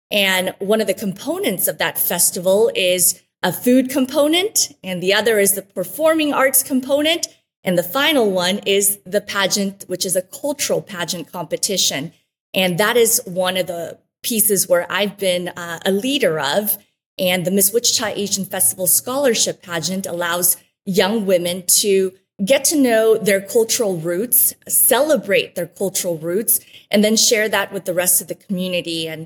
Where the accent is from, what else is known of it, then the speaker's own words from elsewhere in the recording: Antigua, Sacatepéquez, Guatemala; that's where I was born in Antigua, Guatemala, along with my younger brother, Carlos. And the two of us were raised in Guatemala